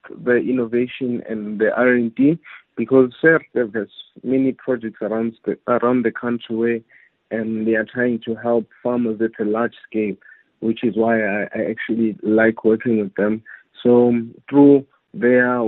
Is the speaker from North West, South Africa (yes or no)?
no; Mutu, KwaZulu-Natal, South Africa; also born or lived in Ladysmith; I grew up in Mutu, in KZN, but my family is originally from Ladysmith